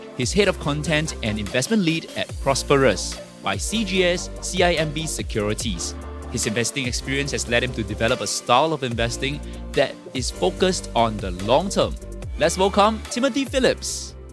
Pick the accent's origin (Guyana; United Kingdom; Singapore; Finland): Singapore; As Singaporean retail investors